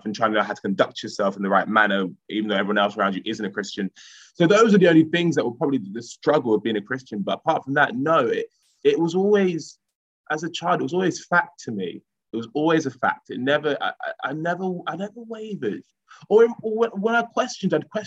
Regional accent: Romford, London, United Kingdom; where I grew up in Collier Row in Romford

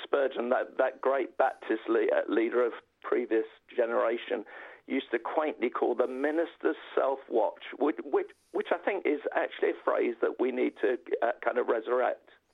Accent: London, United Kingdom; I'm a North Londoner

